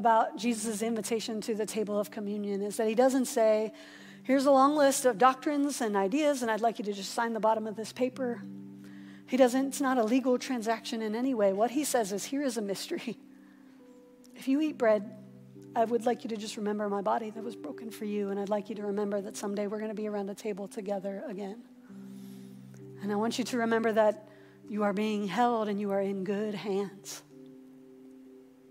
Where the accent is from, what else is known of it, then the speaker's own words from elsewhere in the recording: Columbus, Ohio, United States; the church that I grew up in over in Columbus